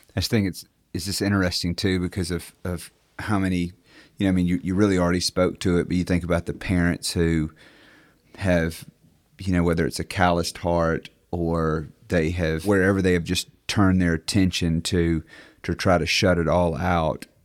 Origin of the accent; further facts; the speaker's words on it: Clarksdale, Mississippi, United States; I'm from Clarksdale.